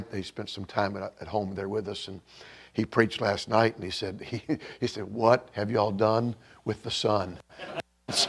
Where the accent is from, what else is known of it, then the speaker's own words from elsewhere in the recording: Bourbonnais, Illinois, United States; Uh, we are from Bourbonnais, Illinois.